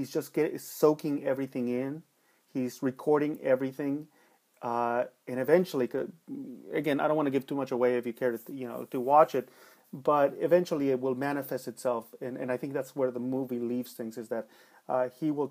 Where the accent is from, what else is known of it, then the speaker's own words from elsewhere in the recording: Los Angeles, California, United States; Growing up in East LA in the 80s, where there was a lot of shit going on and people weren't happy in Los Angeles